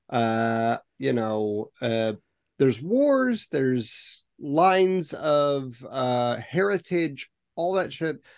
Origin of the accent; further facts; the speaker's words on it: United States; when I look at it as an American